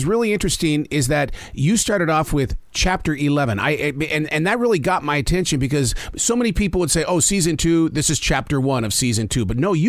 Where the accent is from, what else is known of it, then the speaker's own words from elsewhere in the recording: Montana, United States; now in Carolinas, United States; I'm from Montana.